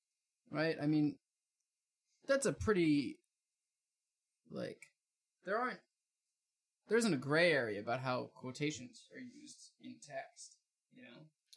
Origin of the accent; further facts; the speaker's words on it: New Jersey, United States; I'm from South Jersey.